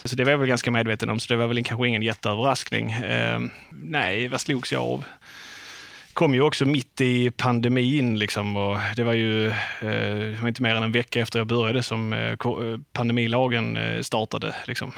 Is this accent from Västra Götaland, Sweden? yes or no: no; Skåne, Sweden; accent: Scanian; moved away as an adult; now in Halmstad, Sweden; om det är någon som hör min dialekt så tänker jag att man inte tänker spontant att jag är en hallänning, utan jag är ju ganska mycket skåning